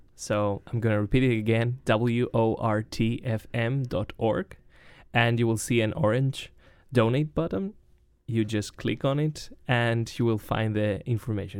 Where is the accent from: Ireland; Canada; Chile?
Chile; now in Wisconsin, United States; I'm from Chile